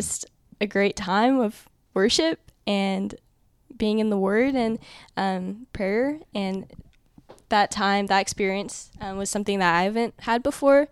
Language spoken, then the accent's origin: English; Dallas, Texas, United States; I'm from Dallas, Texas.